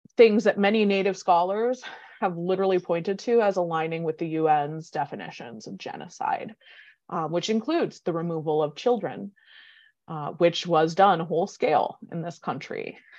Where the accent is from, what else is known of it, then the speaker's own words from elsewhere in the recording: Minneapolis, Minnesota, United States; now in Madison, United States; I grew up in Minneapolis because my grandfather left White Earth, um, in the fifties